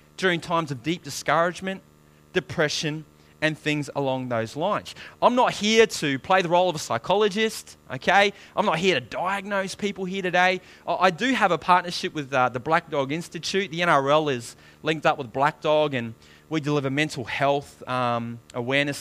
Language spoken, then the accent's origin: English; New Zealand; I was born in New Zealand, very dysfunctional background